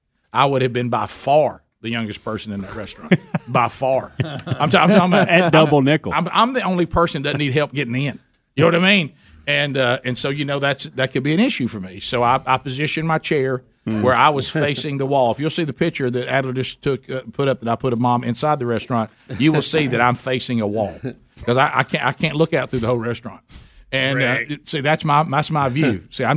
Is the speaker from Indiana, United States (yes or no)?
no; Birmingham, Alabama, United States; even though I grew up in Birmingham, I've heard a lot of people talking about that famous restaurant, Bright Star, but I've never eaten there.